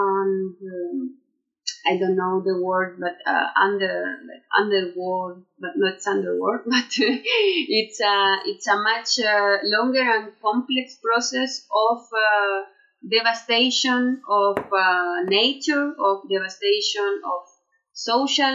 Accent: Valparaiso, Chile; English is a second language; I am from Valparaiso. I have lived most of my life here.

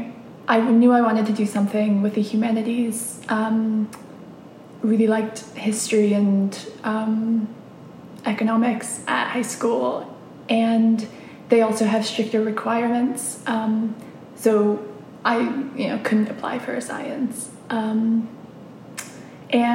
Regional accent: United States; moved away as an adult; now in Cambridge, United Kingdom; I grew up in the States

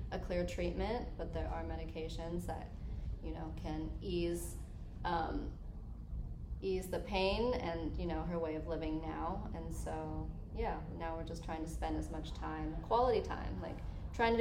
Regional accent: Colorado, United States; moved away; I'm from Colorado

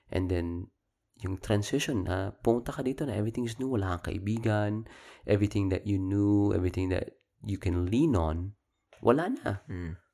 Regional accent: Philippines; now in United States; lumaki ako sa Pilipinas, oo, oh, American citizen na ako ngayon

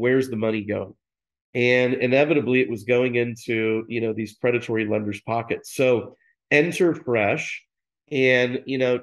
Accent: Dallas, Texas, United States; I'm from Dallas, I went to private schools here

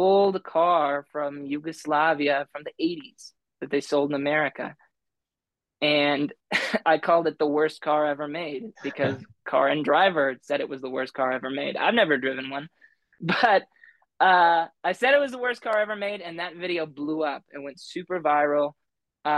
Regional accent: Rapid City, South Dakota, United States; I was about 5 or 6, moved to Rapid City, South Dakota. And so I would call Rapid City my home.

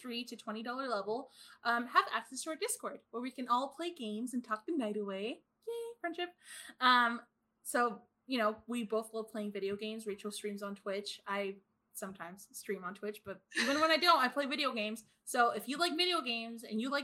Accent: California, United States; I'm from California

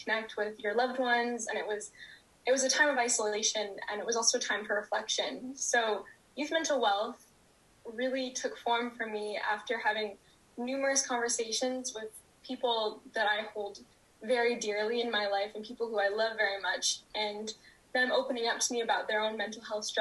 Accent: Vancouver, British Columbia, Canada; I grew up and live in Vancouver, British Columbia

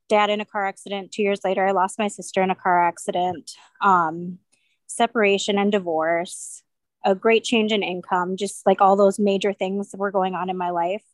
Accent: Bismarck, North Dakota, United States; I am from Bismarck

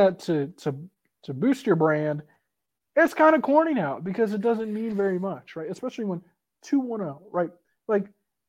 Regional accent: San Antonio, Texas, United States; As someone whose area code, my phone number, it starts with 210. So, I'm from San Antonio.

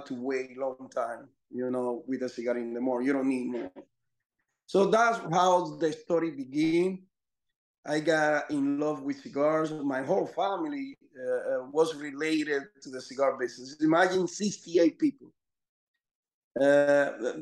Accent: Dominican Republic; I'm from Dominican Republic, which is a 11 million population, small country

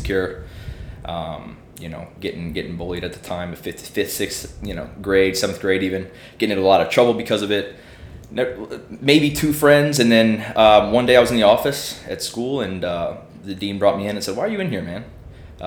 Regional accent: Illinois, United States; moved away; I'm from Illinois as well, like you.

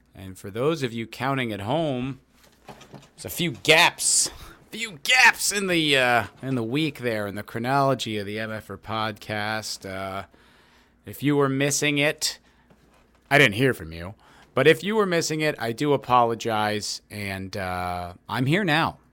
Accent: New Jersey, United States; moved away as an adult; also born or lived in New York City / Los Angeles; now in Austin, Texas, United States; I am from New Jersey originally. I lived there till I was twenty

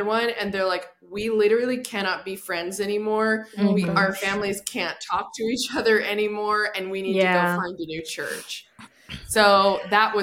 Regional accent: Bend, Oregon, United States; I was born in Bend, Oregon, and there was a super conservative church that my parents went

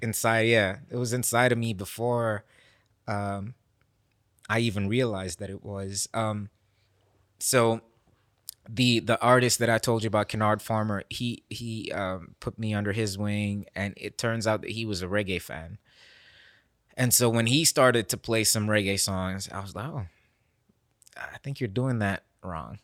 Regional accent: Nairobi, Kenya; now in Memphis, United States; I'm this guy from Kenya

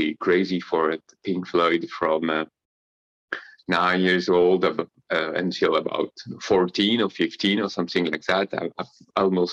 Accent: Paris, Île-de-France, France; I'm living currently in Paris, in France. I was born in Paris 47 years ago.

